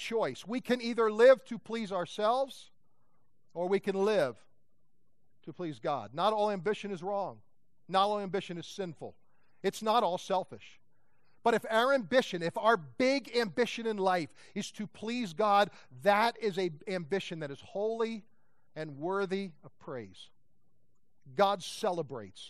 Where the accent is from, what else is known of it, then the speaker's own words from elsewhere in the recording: Pennsylvania, United States; I grew up in Pennsylvania with a floodlight looking for deer